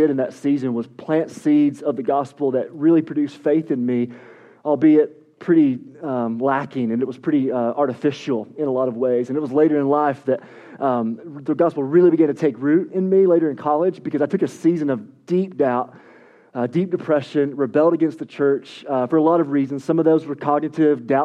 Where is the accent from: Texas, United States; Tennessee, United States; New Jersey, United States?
Tennessee, United States; East; I'm from East Tennessee.